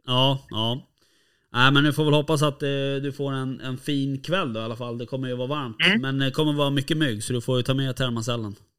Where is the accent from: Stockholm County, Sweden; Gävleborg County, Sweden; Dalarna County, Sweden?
Stockholm County, Sweden; Stockholm; vi är från Stockholm